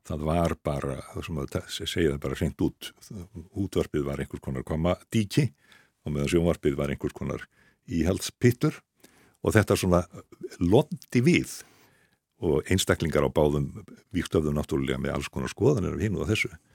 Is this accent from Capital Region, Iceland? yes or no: yes; Reykjavík, Capital Region, Iceland; also born or lived in Skagafjörður (ancestry); ég er nú einfallega bara reykingur